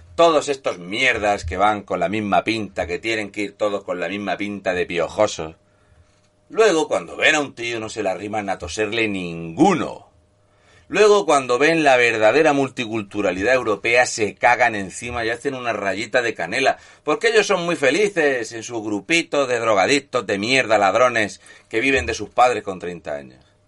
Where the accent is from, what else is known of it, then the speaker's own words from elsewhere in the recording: Spain; somos los españoles